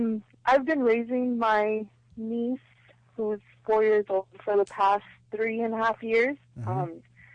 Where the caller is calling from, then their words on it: San Bernardino, California, United States; I'm calling from San Bernardino.